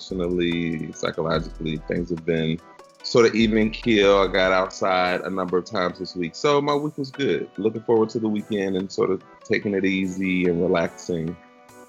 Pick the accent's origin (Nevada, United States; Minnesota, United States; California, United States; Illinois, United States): Illinois, United States; Chicago; moved away as an adult; also born or lived in Philadelphia; now in Michigan, United States; Born and raised really on the north side, but spent my high school years and my family is really from the south side